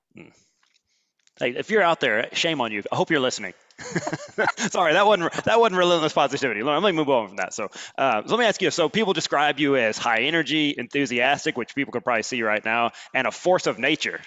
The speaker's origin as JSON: {"language": "English", "region": "Alabama", "country": "United States", "said": "I'm from Alabama, so we, we've been known for speaking broken English as well"}